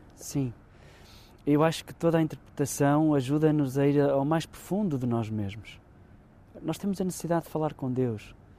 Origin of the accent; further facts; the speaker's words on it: Arco de Baúlhe, Braga, Portugal; A minha terra tem muito deste ambiente. É uma terra rodeada por montanhas